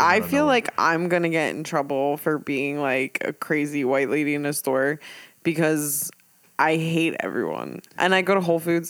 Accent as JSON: {"language": "English", "town": "Ocean City", "country": "United States", "tie": "born or raised there", "said": "I grew up in Ocean City. There was like no one there."}